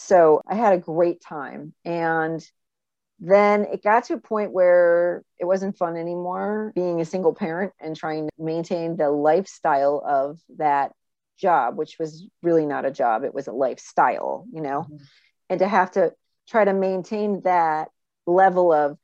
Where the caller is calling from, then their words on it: Saratoga Springs, New York, United States; I live in upstate New York, Saratoga Springs, by the racetrack.